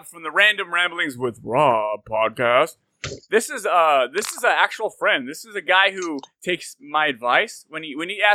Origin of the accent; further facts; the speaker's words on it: Santa Clara, California, United States; I grew up in Santa Clara